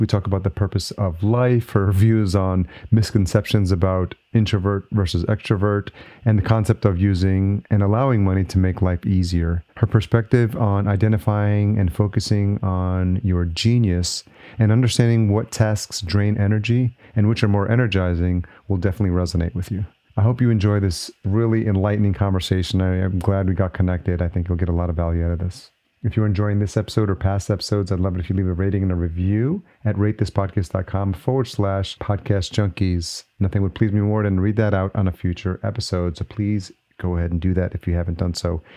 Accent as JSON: {"language": "English", "region": "New York", "country": "United States", "moved": "as an adult", "lives_now": "Minneapolis, United States", "said": "New York is my original home"}